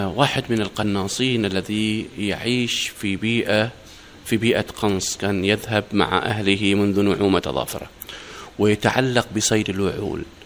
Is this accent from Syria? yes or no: no; Oman; نحن كعمانيين